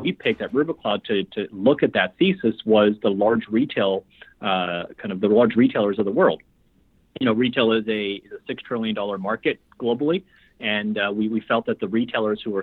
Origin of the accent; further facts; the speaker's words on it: Vancouver, British Columbia, Canada; moved away as an adult; also born or lived in Shanghai, China; now in Toronto, Canada; Shanghai born, raised in Vancouver